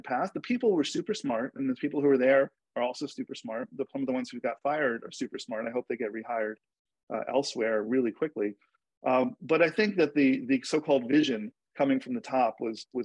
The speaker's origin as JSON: {"language": "English", "region": "New York", "country": "United States", "tie": "born or raised there", "said": "I grew up in New York"}